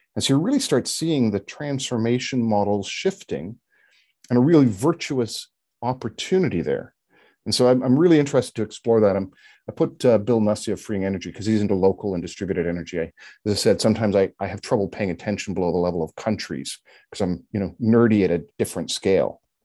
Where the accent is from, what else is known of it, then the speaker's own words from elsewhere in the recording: Canada; as a Canadian